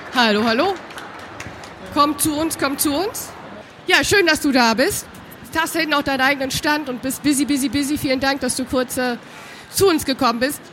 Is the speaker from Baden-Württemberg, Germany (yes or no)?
no; Düsseldorf, North Rhine-Westphalia, Germany; Jetzt haben wir hier drei Rheinländer, müssen wir ganz ehrlich sagen. Wir kommen aus Düsseldorf